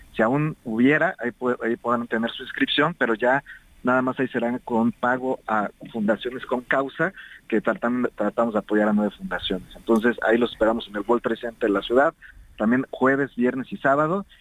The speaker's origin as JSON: {"language": "Spanish", "country": "Mexico", "said": "cómo somos los mexicanos"}